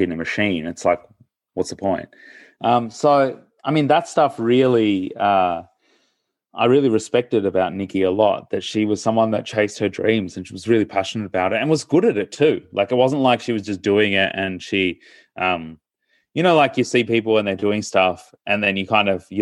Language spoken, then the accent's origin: English; Melbourne, Victoria, Australia; also born or lived in India; we moved from India to Australia when I was 18 months of age, and we sort of grew up in Melbourne